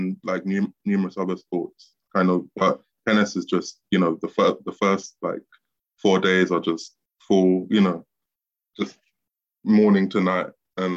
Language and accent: English; London, United Kingdom; South London in Peckham, near where I'm from.